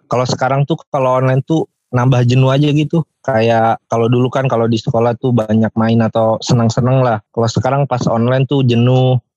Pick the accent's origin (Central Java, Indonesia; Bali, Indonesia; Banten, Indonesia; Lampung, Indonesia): Banten, Indonesia; Pandeglang; gua juga lumayan lumayan di pedesaan lah gua di Pandeglang di Pandeglang itu ke kampung gua tiga jam lagi jadi lumayan jauh lah